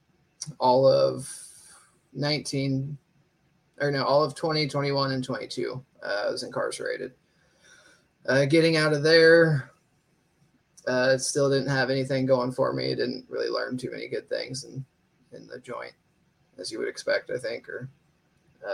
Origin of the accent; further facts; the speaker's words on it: Dayton, Ohio, United States; I'm from Dayton, Ohio